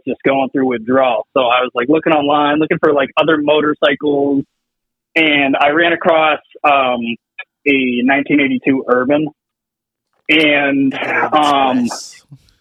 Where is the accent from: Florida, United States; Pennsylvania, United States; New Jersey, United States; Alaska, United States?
Pennsylvania, United States; moved away as an adult; now in New York, United States; originally, I'm from Pennsylvania, and I moved up to New York when I got married.